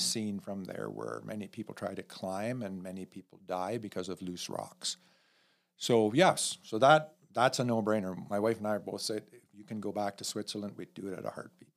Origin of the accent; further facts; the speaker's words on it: north of Elmira, Mennonite country, Ontario, Canada; I grew up in, uh, about ten minutes north of Elmira in, the heart of Mennonite country, Old Order Mennonites